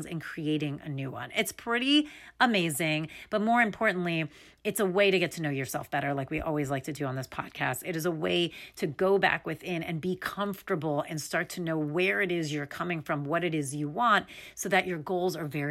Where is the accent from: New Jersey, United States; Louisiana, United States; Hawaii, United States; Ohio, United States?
New Jersey, United States; near Englewood, northern; I'm from northern, right outside of New York